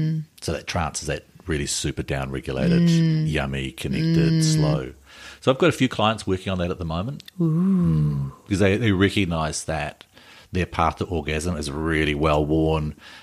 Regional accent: Invercargill, Southland, New Zealand; my hometown of Invercargill.

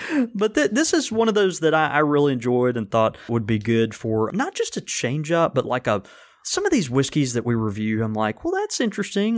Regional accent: Jackson, Mississippi, United States; as a twelve-year-old, you know, boy in Jackson, Mississippi

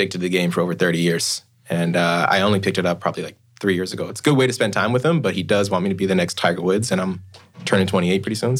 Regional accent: Vancouver, British Columbia, Canada; Born and raised in East Vancouver.

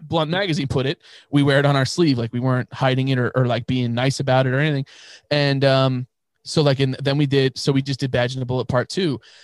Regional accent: New York, United States; we're from New York

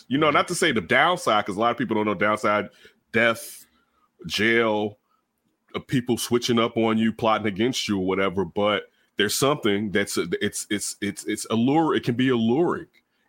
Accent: Chicago, Illinois, United States; where, I mean, we grew up in Chicago.

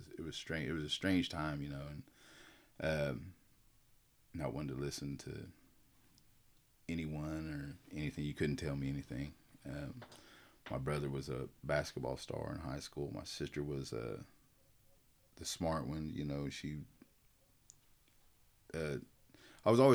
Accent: Preston, Oklahoma, United States; also born or lived in Tulsa, Oklahoma / Okmulgee, Oklahoma; I was born in Tulsa, Oklahoma. I was raised in Preston. I went to school at Preston for about, I don't know how many years it was, but I know I left in eighth or ninth grade. I had moved to Okmulgee

